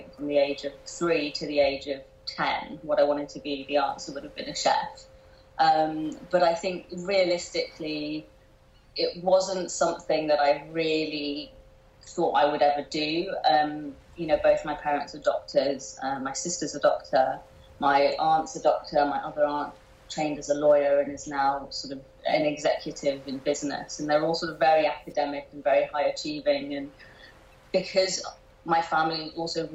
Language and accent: English; London, United Kingdom; I grew up in a very nice part of southwest London called Hampton